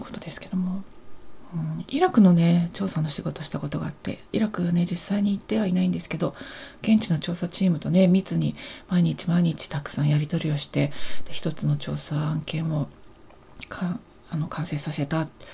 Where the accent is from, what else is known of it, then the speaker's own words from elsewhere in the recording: Japan; 私たちの日本人私